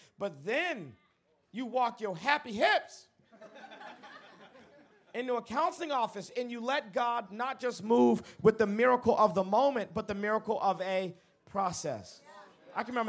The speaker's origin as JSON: {"language": "English", "town": "Dallas", "region": "Texas", "country": "United States", "said": "I come to you from the great country of Texas. I'm from Dallas, Texas"}